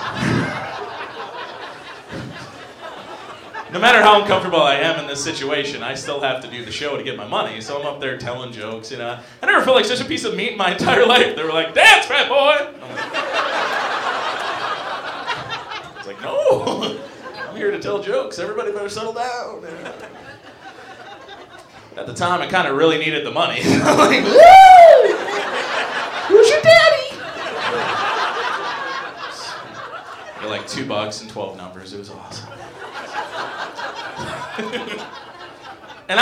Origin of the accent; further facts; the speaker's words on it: Minnesota, United States; I grew up in Minnesota, not too far from here.